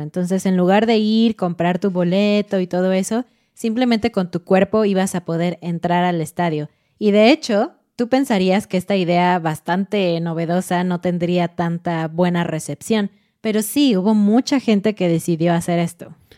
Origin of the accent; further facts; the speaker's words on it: Mexico; como somos mexicanos, como estamos estudiando español mexicano